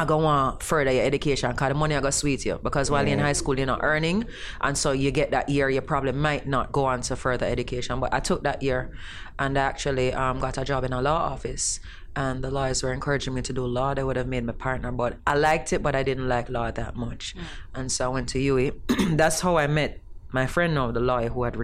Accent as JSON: {"language": "English", "country": "Jamaica", "also_born_or_lived": "British Virgin Islands / Trinidad", "said": "as a Jamaican"}